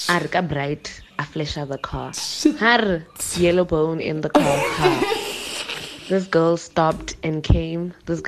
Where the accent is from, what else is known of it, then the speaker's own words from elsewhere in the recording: Pretoria, Gauteng, South Africa; I'm from Mamelodi. I'm just like an embarrassment to my community.